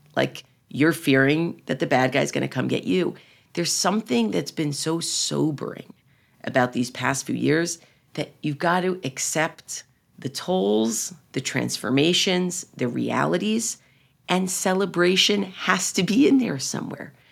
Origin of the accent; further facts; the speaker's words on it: United States; I'm really speaking as an American Jew, as an American Zionist